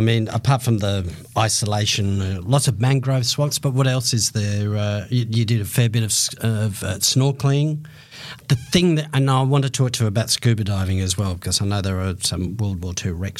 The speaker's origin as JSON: {"language": "English", "country": "Australia", "said": "I'm from Australia, mate."}